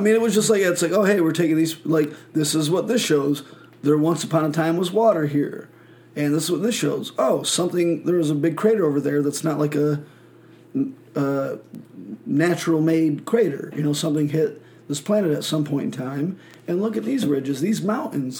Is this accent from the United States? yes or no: yes; Michigan, United States; moved away; I'm from Michigan